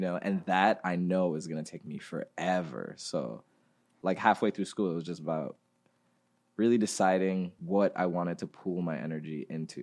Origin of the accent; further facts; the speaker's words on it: Ghana; moved away; We grew up in Ghana